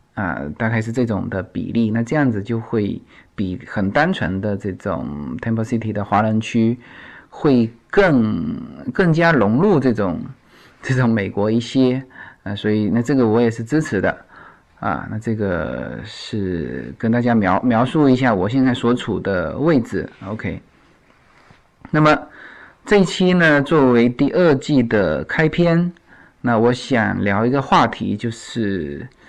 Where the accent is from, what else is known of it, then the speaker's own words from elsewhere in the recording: China; now in United States; 我说来自China